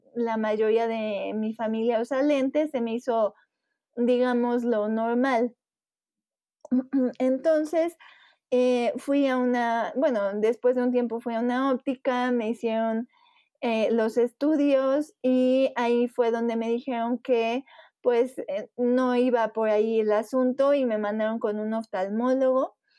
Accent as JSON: {"language": "Spanish", "region": "Puebla", "country": "Mexico", "said": "soy de Puebla, México"}